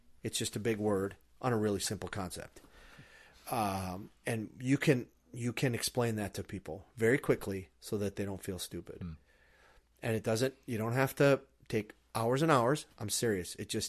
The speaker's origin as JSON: {"language": "English", "region": "Minnesota", "country": "United States", "tie": "born or raised there", "said": "I didn't. I grew up in Iron Range where, you know, beer is like orange juice and cussing is like, cussing's like talking."}